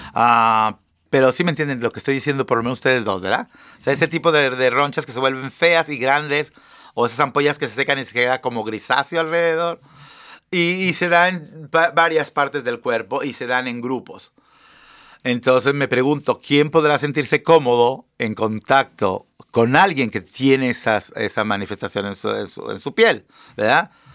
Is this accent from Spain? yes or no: no; Mexico; also born or lived in Seattle area, Washington, United States; now in United States; los que venimos de México